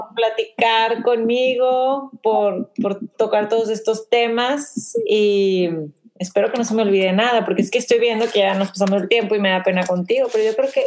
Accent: Mexico; now in The Woodlands, United States; somos de México, pero vivimos en, Woodlands.

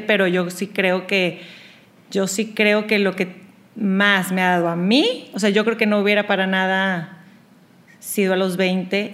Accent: Monterrey, Nuevo León, Mexico; moved away as an adult; now in Houston, United States; crecí en Monterrey, pero siendo de, papás y hermanos chilangos

